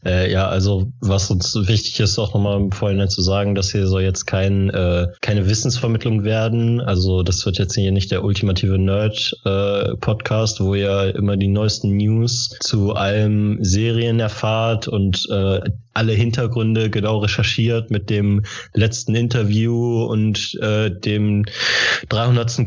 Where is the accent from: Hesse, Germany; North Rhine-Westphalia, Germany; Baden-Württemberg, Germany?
Hesse, Germany; Kassel; now in Münster, Germany; Ich komme aus Münster, also ursprünglich aus Kassel, aber mittlerweile aus Münster